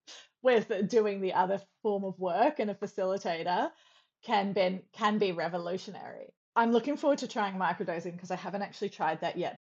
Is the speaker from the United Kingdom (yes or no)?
no; Nimbin, New South Wales, Australia; now in New Zealand; Growing up in Nimbin